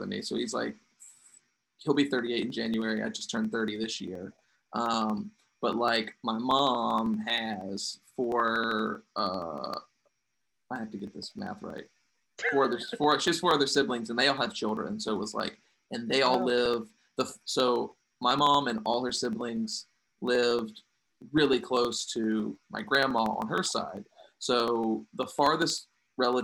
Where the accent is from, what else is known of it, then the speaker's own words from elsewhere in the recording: Cartersville, Virginia, United States; also born or lived in Farmville, Virginia; Super religious household. Uh-huh. In Cartersville, Virginia, which is such a small place